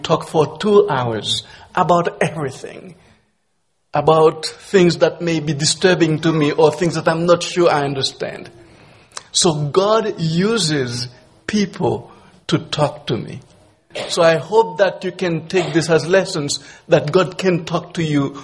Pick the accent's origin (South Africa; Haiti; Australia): Haiti; moved away as an adult; also born or lived in Miami / Nova Scotia; now in Toronto, Canada; I'm from Haiti.